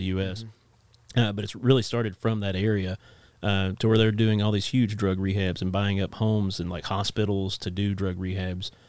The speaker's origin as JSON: {"language": "English", "town": "Inez", "region": "Kentucky", "country": "United States", "tie": "born or raised there", "said": "my hometown of Inez, Kentucky"}